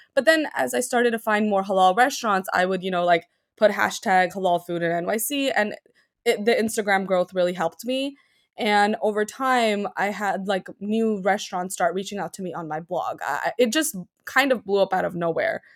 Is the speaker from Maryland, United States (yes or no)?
no; New York City, New York, United States; I was raised in Queens